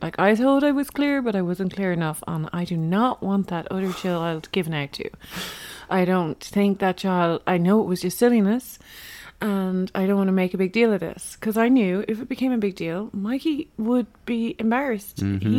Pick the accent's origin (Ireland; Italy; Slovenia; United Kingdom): Ireland; I'm Irish.